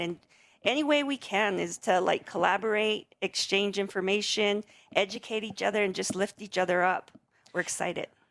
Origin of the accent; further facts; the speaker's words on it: Sandia Pueblo, New Mexico, United States; I'm from the Pueblo of Sandia